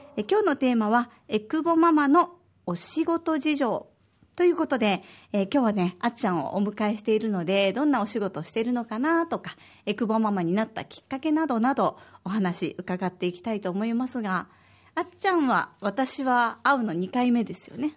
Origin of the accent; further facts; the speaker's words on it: Osaka, Japan; now in Okinawa, Japan; 私は大阪出身で